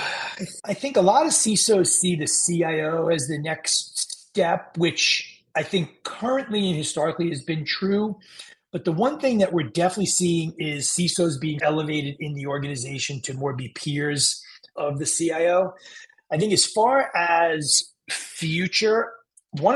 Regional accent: New York City, New York, United States; I grew up in Queens

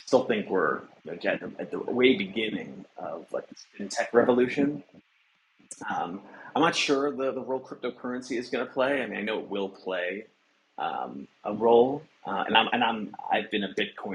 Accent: Long Island, New York, United States; also born or lived in Buffalo, New York; I grew up in the suburbs of Long Island, maybe like an hour outside New York City

